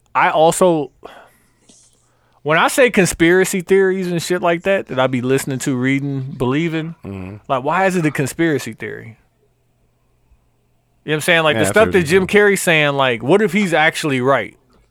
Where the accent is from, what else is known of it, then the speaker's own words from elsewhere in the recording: Côte d’Ivoire; Like Africa. Like what? Like no. I'm from Ivory Coast.